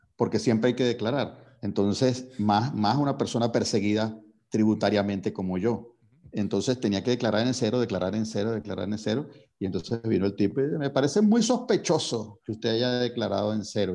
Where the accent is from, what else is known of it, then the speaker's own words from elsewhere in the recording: Venezuela; si uno asume su responsabilidad como venezolano